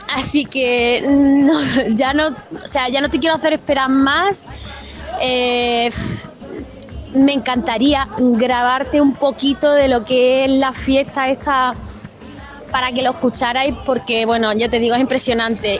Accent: Jerez de la Frontera, Andalusia, Spain; lo he vivido desde muy pequeña en mi, en mi barrio, en mi pueblo

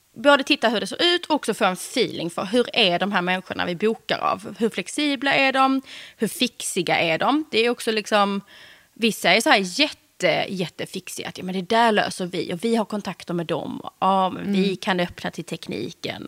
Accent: Eslöv, Skåne, Sweden; moved away as an adult; also born or lived in Stockholm; vi gifte oss på ett slott utanför Eslöv, där jag kommer ifrån

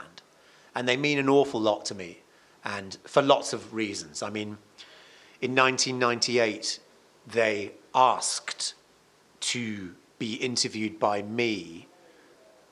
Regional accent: Cardiff, Wales, United Kingdom; my hometown is Cardiff

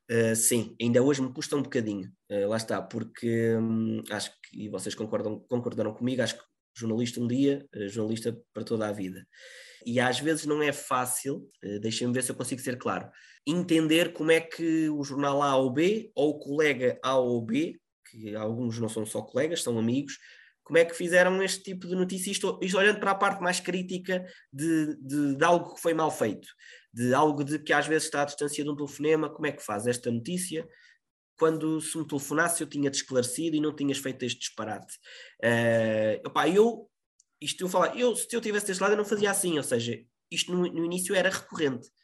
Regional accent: Lisbon, Portugal; moved away as an adult; now in Viseu, Portugal; eu sou de Lisboa, até porque depois uh, o próprio estágio curricular que faço é numa rádio na zona de Lisboa para regressar um bocadinho a casa

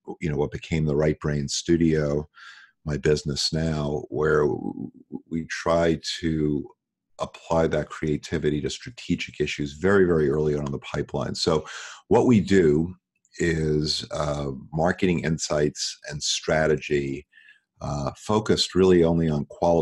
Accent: New York, United States; moved away as an adult; now in Los Angeles, United States; I live in Los Angeles. I grew up in New York.

